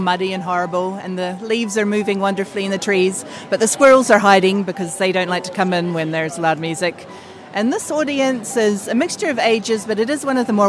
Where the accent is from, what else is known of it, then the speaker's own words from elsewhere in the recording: New Zealand; moved away as an adult; now in Manhattan, United States; I'm from New Zealand originally